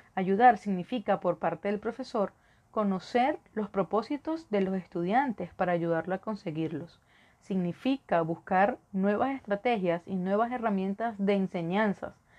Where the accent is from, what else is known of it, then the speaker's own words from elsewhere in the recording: Venezuela; moved away as an adult; also born or lived in Caracas; now in Ecuador; Soy de Venezuela, y ejercí en Caracas durante cuatro años, pero por la situación de mi país, emigré